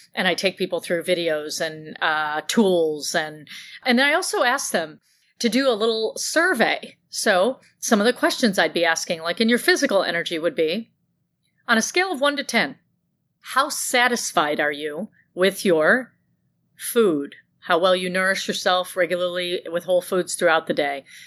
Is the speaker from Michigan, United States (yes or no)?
yes; Grand Blanc, Michigan, United States; I grew up in Grand Blanc